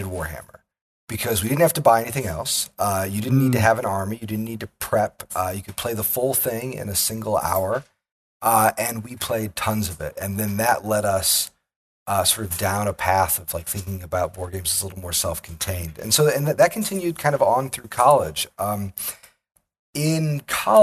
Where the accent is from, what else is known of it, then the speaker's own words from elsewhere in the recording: Midwest, United States; Like a lot of people growing up in the Midwest, I grew up playing a lot of games.